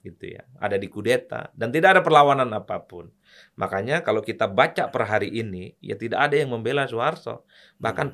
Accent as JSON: {"language": "Indonesian", "area": "Madura", "region": "East Java", "country": "Indonesia", "tie": "born or raised there", "said": "kampung saya di Madura"}